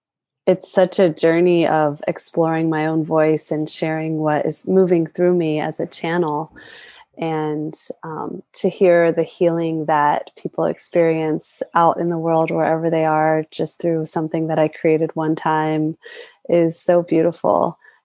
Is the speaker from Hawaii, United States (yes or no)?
yes; Hawaii, United States; as I've tapped more into my own culture and my roots as a Hawaiian woman